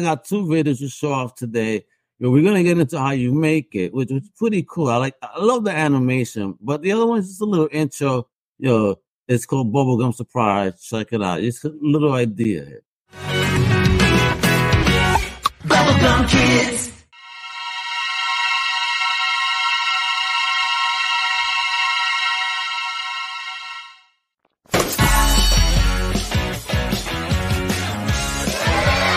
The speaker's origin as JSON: {"language": "English", "town": "New York City", "region": "New York", "country": "United States", "tie": "born or raised there", "said": "I was in Forest Hill, Queens as a kid"}